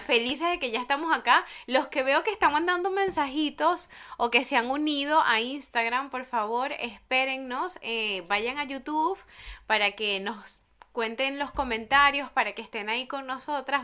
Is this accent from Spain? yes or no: no; Venezuela; moved away as an adult; desde que salí de Venezuela